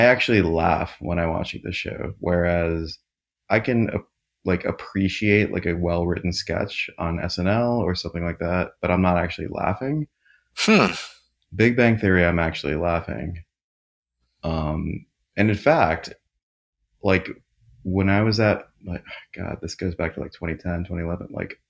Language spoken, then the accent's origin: English; Canada; I'm Canadian, great haircut, super rich.